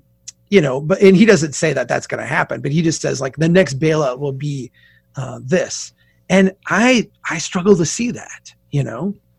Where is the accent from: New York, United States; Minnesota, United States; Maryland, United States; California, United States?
Minnesota, United States; We don't swear on my podcast, but I'm a Minnesotan.